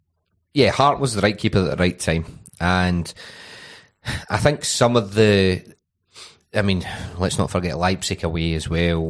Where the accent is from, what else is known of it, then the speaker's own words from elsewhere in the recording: Glasgow, Scotland, United Kingdom; I'm Scottish, mate. Right? I'm from Glasgow.